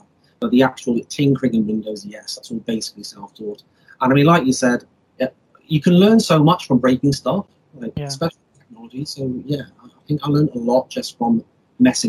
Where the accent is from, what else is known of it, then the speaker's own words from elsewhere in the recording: Wales, United Kingdom; now in England; I'm originally from Wales, which is a country in the UK. I live in England at the moment